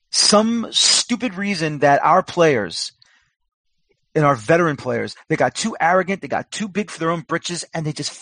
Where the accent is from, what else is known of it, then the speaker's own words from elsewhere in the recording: New York, United States; being from New York, it's not Westchester County, Rockland County